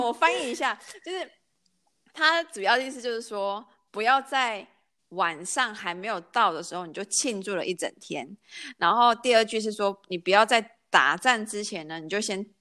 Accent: Taiwan; now in Germany; 在台湾我们是可以提前过

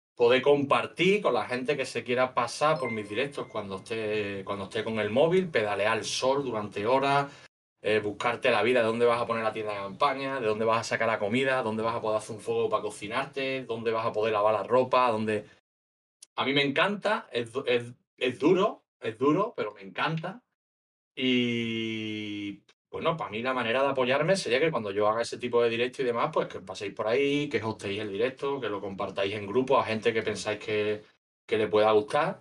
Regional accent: Huelva, Andalusia, Spain; moved away as an adult; also born or lived in Colombia / Peru / South America / Europe; nací en un pueblo de Huelva y he estado la mitad de mi vida básicamente fuera de mi pueblo

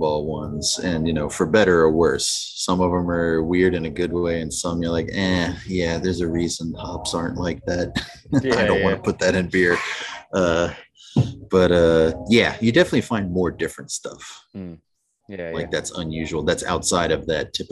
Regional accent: United States; speaking as an American

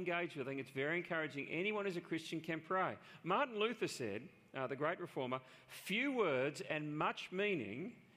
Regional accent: Australia; within our cultural setting here in Australia

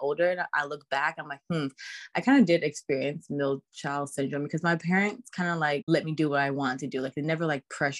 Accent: Texas, United States; also born or lived in Staten Island, New York / Atlanta, Georgia / Washington, District of Columbia, United States; I do rep Texas because that's where I grew up.

